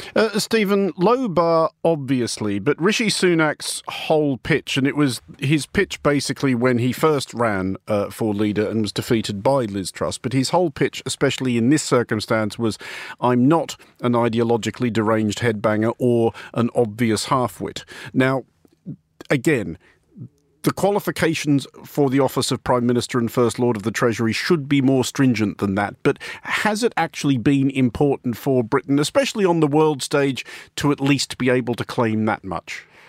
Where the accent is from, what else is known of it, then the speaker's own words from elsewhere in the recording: Australia; this Australian